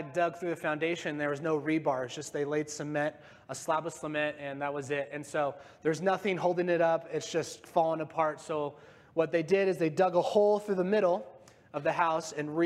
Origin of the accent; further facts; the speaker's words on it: Yorba Linda, California, United States; moved away; I'm from Yorba Linda, California in Orange County. That's where I grew up